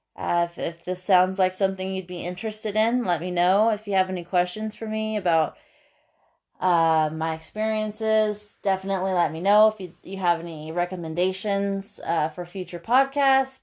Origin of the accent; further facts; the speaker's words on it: Lake Arrowhead, California, United States; also born or lived in Paso Robles, California / Redlands, California; I'm from the San Bernardino Mountains here in California, a little town called Lake Arrowhead, and I am twenty-seven years old